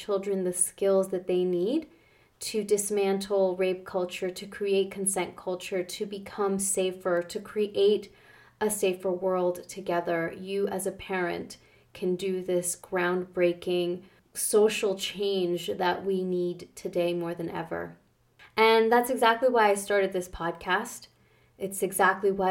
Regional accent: New York, United States; moved away as an adult; also born or lived in Canada; Growing up in New York

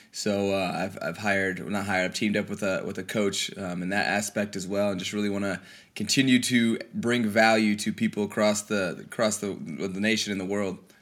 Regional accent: Colorado, United States; moved away as an adult; I grew up on a, a small ranch out in Colorado

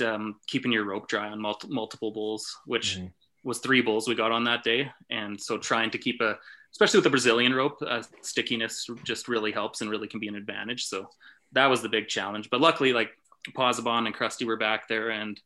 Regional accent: Canada; growing up in Canada

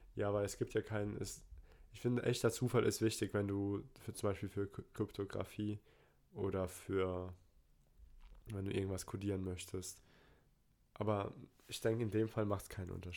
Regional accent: Poland; Ich bin Pole

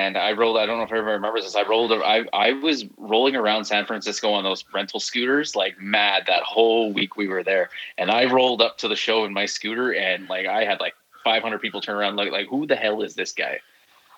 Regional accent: near Toronto, Ontario, Canada; I grew up right near Toronto

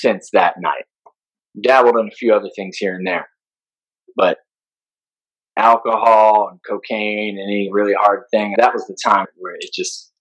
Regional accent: Midwest, United States; I'm a Midwesterner

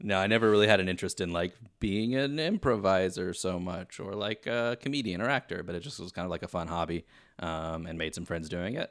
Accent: Kentucky, United States; now in Los Angeles, United States; I am originally from Kentucky, but spending most of my time in L A these days

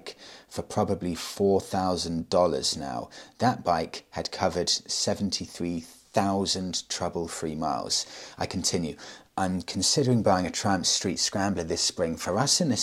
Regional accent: United Kingdom; I'm British, obviously. Well, I say live in the UK, I'm in Tenerife

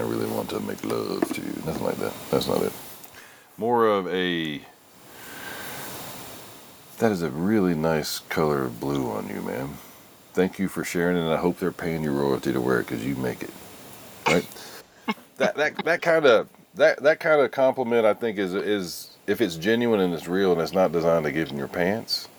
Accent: Denton, Texas, United States; I was born and raised in Texas, man. I am a Texas boy.

